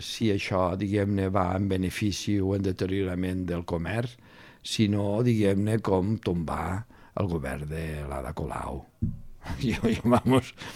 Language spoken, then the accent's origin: Catalan; Lleida, Catalonia, Spain; now in Barcelona, Spain; Jo sóc de Lleida